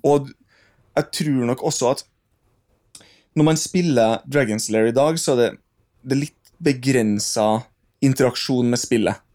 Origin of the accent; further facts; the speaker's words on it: Trondheim, Trøndelag, Norway; Der hvor jeg vokste opp, på Saupstad